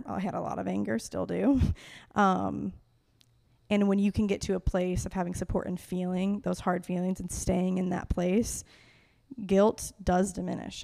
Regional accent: Fort Wayne, Indiana, United States; moved away as an adult; also born or lived in Colorado / Minneapolis / Denver; I was born and raised in Fort Wayne, Indiana.

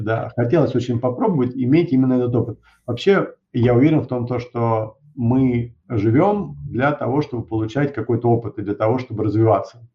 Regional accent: Moscow, Russia; also born or lived in United States; я родился в Москве

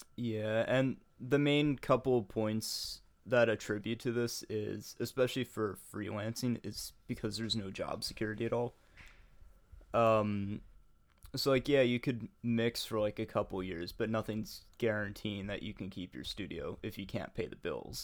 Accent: United States; I'm an American

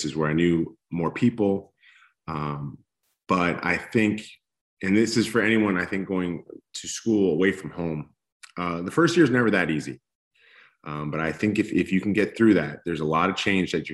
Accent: East Coast, United States; also born or lived in Los Angeles, California; now in Texas, United States; I grew up on the East Coast

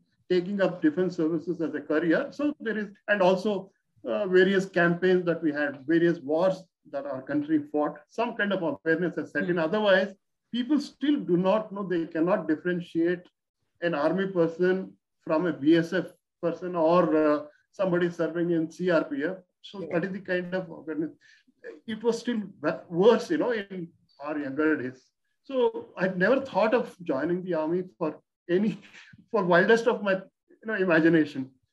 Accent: Bangalore, Karnataka, India; I came from Bangalore studying in a very good school

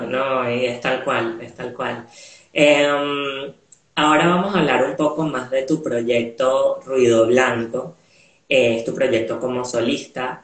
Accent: Venezuela; now in Montevideo, Uruguay; creciendo en Venezuela, a pesar de que nací en Venezuela

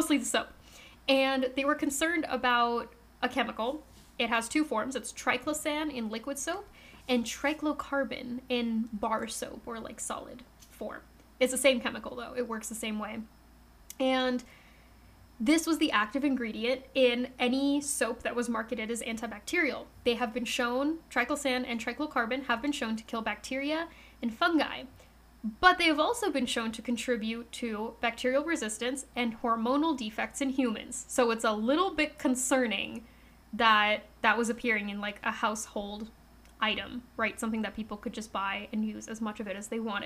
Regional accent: United States; I, as an American

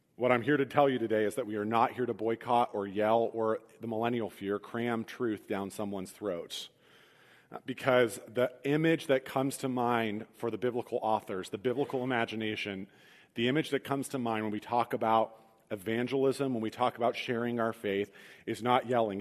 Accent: Midwest, United States; as Midwestern Christians

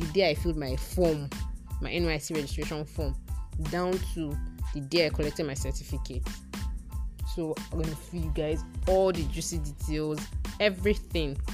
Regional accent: Nigeria; I officially concluded my 1 year as a Nigerian Corps member.

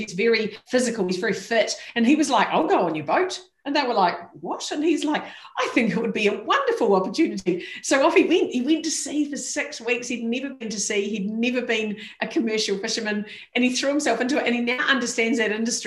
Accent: New Zealand; as a New Zealander

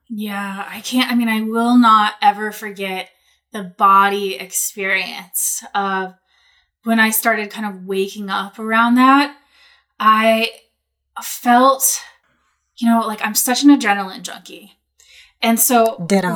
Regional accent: Portland, Oregon, United States; moved away as an adult; also born or lived in Bali; I was living in Portland. I grew up in Portland. I've been in Portland a long time

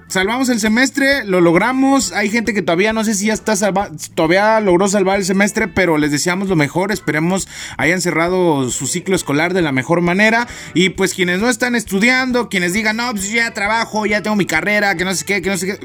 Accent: Matamoros, Chiapas, Mexico; moved away; yo soy de un pueblito, ¿no? Mi pueblito se llama Matamoros, este, Chiapas, México

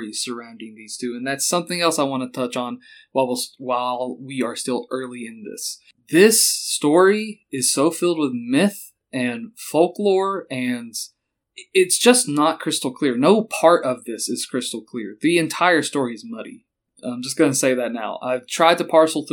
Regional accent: Kentucky, United States; I am from Kentucky.

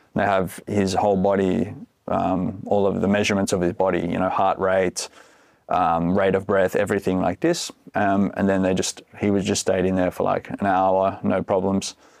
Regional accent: Australia; moved away as an adult; now in Finland; I'm from Australia originally, been living here in Finland for fifteen years

